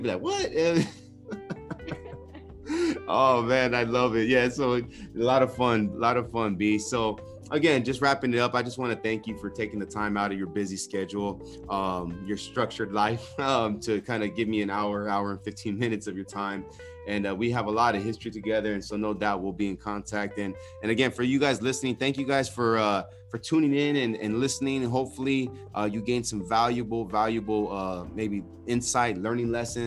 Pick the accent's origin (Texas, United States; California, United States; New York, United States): California, United States; Pomona; I grew up in Pomona